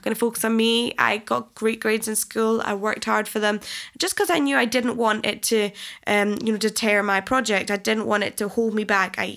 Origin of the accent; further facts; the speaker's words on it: Falkirk, Scotland, United Kingdom; when I was growing up in Scotland, I literally got bullied left, right and centre in school